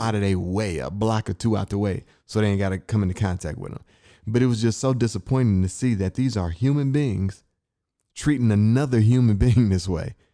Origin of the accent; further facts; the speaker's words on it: Inkster, Michigan, United States; moved away; I'm from Inkster, Michigan